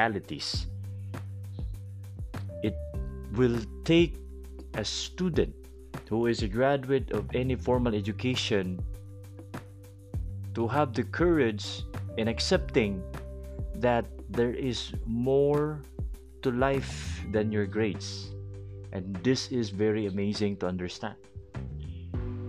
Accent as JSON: {"language": "English", "country": "Philippines", "second_language": "English", "said": "I may not be able to speak English so well and to sound like an American because I'm a Filipino guy"}